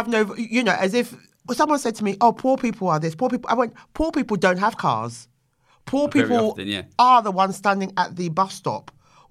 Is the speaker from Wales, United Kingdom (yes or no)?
no; London, United Kingdom; Yeah, I am. And hello to my Bermondsey boys.